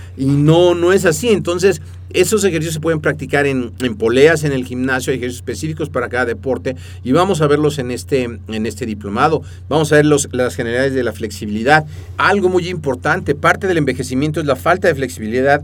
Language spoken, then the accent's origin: Spanish; Mexico; first language Spanish; nacimos en México y entonces hablamos español